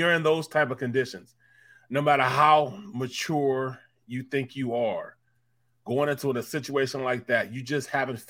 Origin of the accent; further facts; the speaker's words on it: St. Louis, Missouri, United States; moved away; We're both from St. Louis.